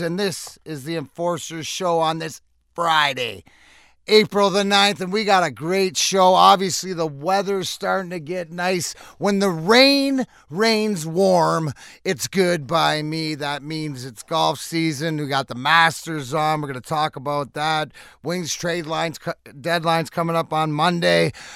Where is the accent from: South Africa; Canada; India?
Canada; now in Michigan, United States; I'm Canadian